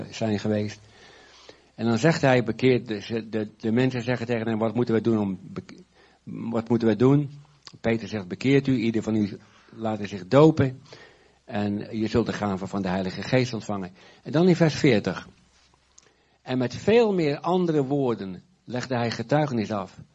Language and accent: Dutch; Urk, Flevoland, Netherlands; En eh, alles was zwart op Urk. En als ik. Eh, mijn herinneringen in mijn jeugd aan Urk zijn niet zo leuk.